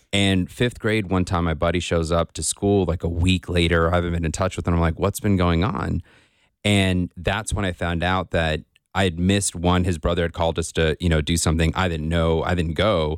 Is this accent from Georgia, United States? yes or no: yes; Riverdale, Georgia, United States; I grew up in Riverdale, Georgia